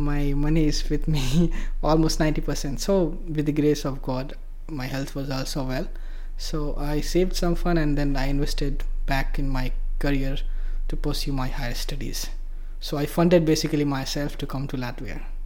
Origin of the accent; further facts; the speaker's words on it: Bihar, India; moved away as an adult; also born or lived in Mumbai; I come actually from a very rural part of India. It's uh, a state called Bihar